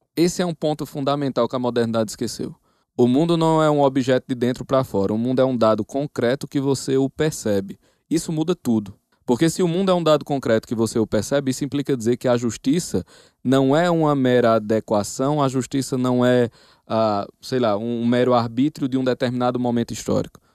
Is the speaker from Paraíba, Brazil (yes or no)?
yes; Campina Grande, Paraíba, Brazil; Mas eu sou de Campina Grande, na Paraíba.